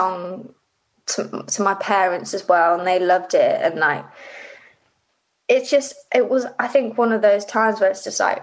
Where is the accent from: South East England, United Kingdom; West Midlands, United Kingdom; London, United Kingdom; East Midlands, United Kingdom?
West Midlands, United Kingdom; Rugby; also born or lived in Livingston, Scotland; I grew up in Rugby.